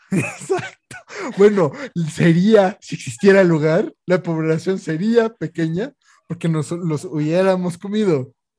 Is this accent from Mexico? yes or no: yes; Mexico City, Mexico; yo soy chilango de lo más chilango que hay, o sea nacido y educado en la Ciudad de México